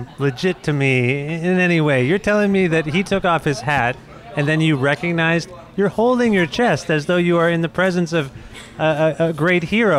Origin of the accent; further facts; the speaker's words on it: Cambridge, Ontario, Canada; I grew up in Cambridge, Ontario.